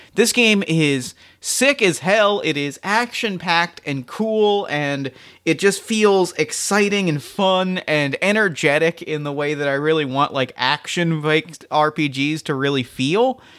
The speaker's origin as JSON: {"language": "English", "town": "Philadelphia", "region": "Pennsylvania", "country": "United States", "tie": "born or raised there", "said": "my hometown of Philadelphia"}